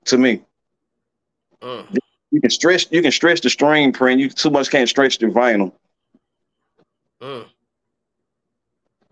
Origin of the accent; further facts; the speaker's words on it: Georgetown, United States; I'm from Georgetown